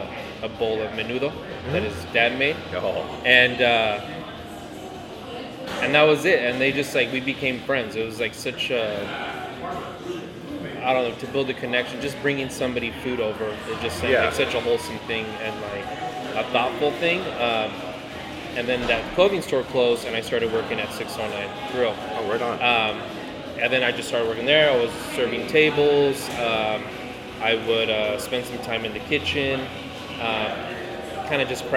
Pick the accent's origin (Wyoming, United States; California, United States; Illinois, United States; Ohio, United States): California, United States; Fresno; also born or lived in San Jose, California; I grew up in Fresno